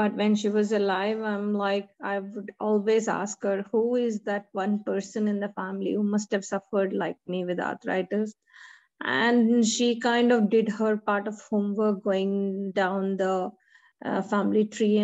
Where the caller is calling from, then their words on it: Melbourne, Victoria, Australia; Praise the Lord, everyone. … from Melbourne.